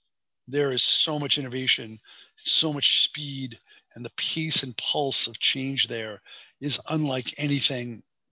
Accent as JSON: {"language": "English", "country": "Hong Kong", "said": "my personal story is that I came up from Hong Kong, 99, 2000, and I was in the mobile gaming space."}